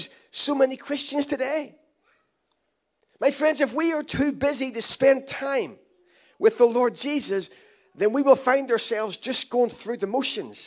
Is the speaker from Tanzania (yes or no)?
no; Ireland; I'm Irish